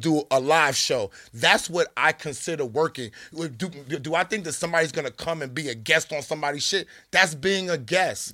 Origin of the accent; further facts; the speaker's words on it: New York City, New York, United States; I'm from Queens, okay? I'm the most Queens nigga on this YouTube